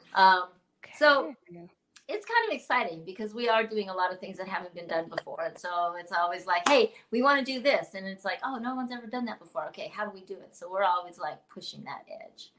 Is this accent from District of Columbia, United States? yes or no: no; Oakland, California, United States; also born or lived in Chicago; now in Southern California, United States; I'm from California yeah. originally, Bay Area, Oaktown